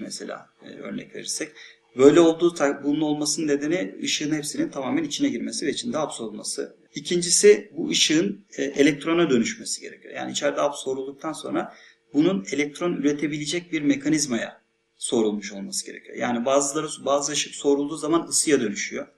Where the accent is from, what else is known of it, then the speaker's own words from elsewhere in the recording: Thrace, Turkey; benim memleketim olan Trakya